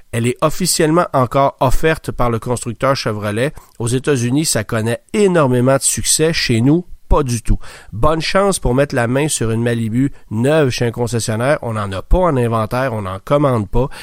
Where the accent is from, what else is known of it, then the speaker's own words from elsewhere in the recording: Quebec, Canada; chez nous au Québec